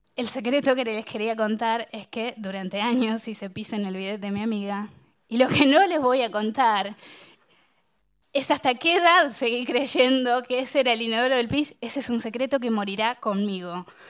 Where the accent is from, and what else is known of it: Bahía Blanca, Buenos Aires Province, Argentina; born or raised there